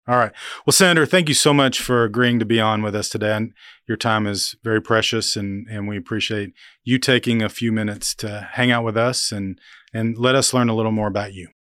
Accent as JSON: {"language": "English", "region": "Oklahoma", "country": "United States", "tie": "born or raised there", "said": "growing up in Oklahoma, uh, in the seventies as a, as a kid"}